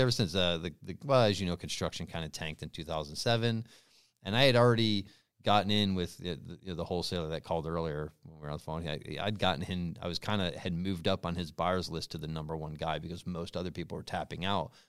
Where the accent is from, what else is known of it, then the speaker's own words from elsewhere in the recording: North Adams, Massachusetts, United States; moved away as an adult; now in California, United States; in my hometown, yeah, a crappy little state school